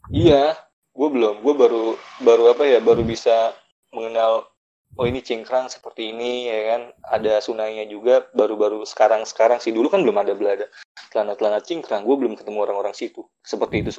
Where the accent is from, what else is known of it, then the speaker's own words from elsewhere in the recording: Jakarta, Indonesia; now in Kosambi, Indonesia; gue dari Jakarta lalu gue gue pindah ke Kosambi